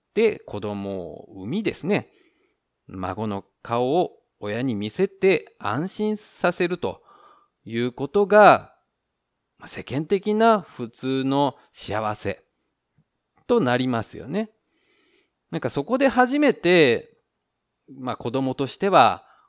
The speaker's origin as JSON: {"language": "Japanese", "country": "Japan", "moved": "yes", "lives_now": "Taiwan", "said": "日本の僕台湾人パートナーを持つ日本人"}